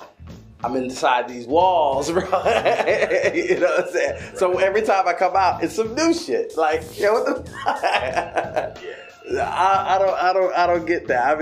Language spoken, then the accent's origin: English; Syracuse, New York, United States; Me being from Syracuse, New York